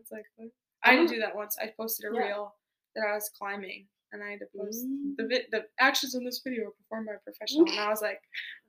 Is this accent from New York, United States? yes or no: no; Wisconsin Dells, Wisconsin, United States; I grew up in the Dells, so I lifeguarded at, like, water parks and stuff.